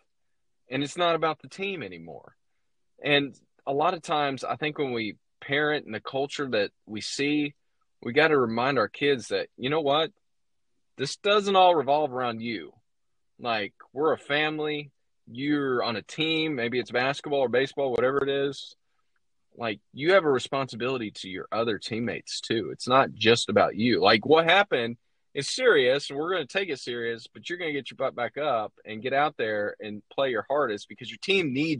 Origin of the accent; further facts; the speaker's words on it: Indianapolis, Indiana, United States; I was a Pacers fan growing up in Indianapolis